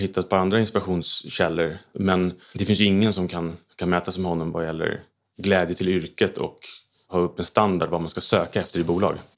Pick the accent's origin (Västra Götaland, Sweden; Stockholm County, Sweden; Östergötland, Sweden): Stockholm County, Sweden; Stockholm; Jag är uppväxt eh, i Stockholm